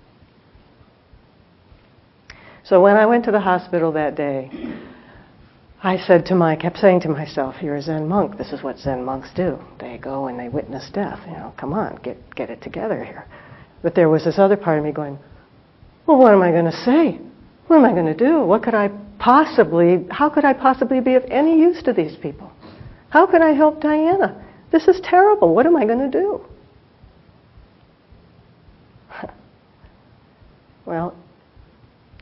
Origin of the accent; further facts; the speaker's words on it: Los Angeles, California, United States; now in South Bay, United States; as we were leaving Los Angeles, I looked down, and this is someplace I grew up